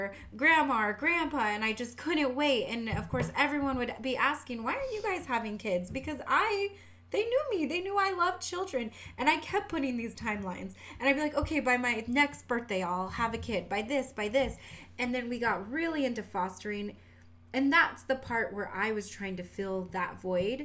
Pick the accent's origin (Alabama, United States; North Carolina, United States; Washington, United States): Washington, United States; accent: southern; We get that southern accent, but we grew up in Washington